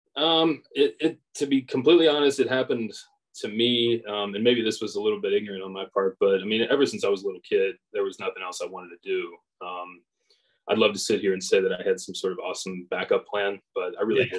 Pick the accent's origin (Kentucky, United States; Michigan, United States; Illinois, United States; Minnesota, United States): Kentucky, United States; Edgewood; I grew up in the Northern Kentucky area. Um, grew up in like Edgewood, Crestview Hills area.